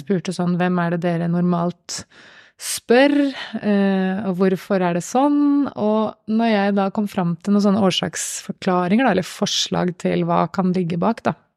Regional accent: Gjøvik, Innlandet, Norway; på Gjøvik, i min hjemby.

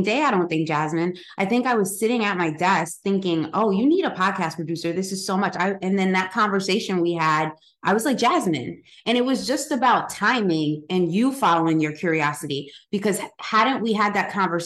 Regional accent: Paterson, New Jersey, United States; We're close to New York growing up. You know, we grew up in Patterson

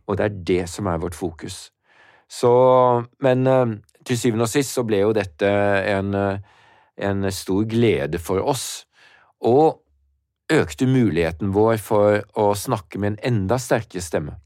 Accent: Norway; Jeg kommer fra Norge

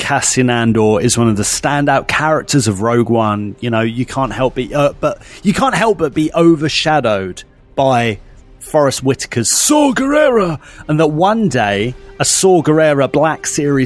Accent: Essex, East of England, United Kingdom; we're based in Essex. We're from Essex in the east, southeast of England.

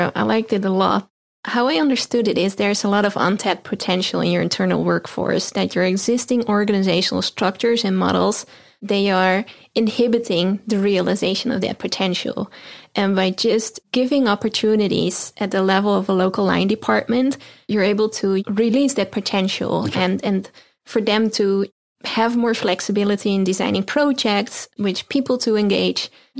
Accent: Netherlands; I'm based in Europe. I'm originally from the Netherlands

